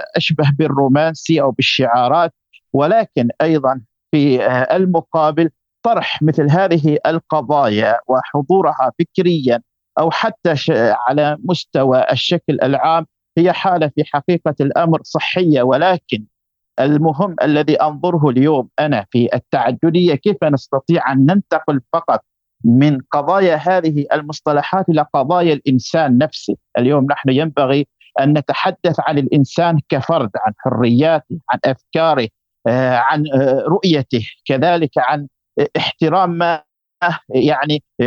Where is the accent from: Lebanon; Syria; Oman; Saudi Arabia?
Oman; عندنا في عمان